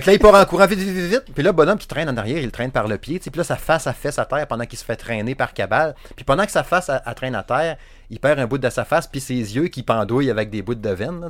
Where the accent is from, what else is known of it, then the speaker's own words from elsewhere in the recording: Saguenay, Quebec, Canada; accent: Saguenay; J'ai mon accent à chier du Saguenay